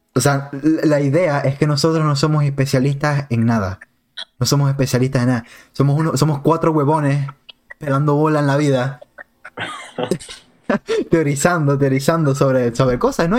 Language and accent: Spanish; Maracaibo, Zulia, Venezuela; somos todos maracuchos